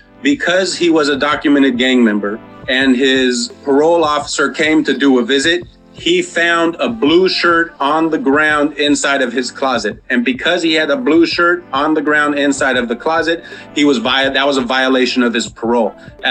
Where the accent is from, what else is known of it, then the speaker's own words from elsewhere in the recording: San Diego, California, United States; Although I grew up in Linda Vista, Southeast has kind of been my adopted community and place where I've, you know, raised both of my sons and where I'm currently raising my third son.